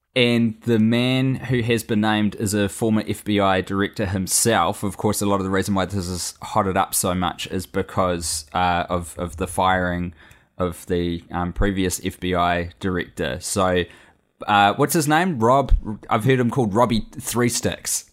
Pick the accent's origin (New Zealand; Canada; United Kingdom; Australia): New Zealand; I am a Kiwi abroad right now.